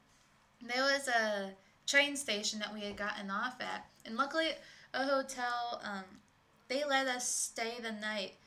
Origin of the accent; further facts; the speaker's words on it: Michigan, United States; first language English; also born or lived in Ecuador; now in Illinois, United States; to Michigan family because I'm from Michigan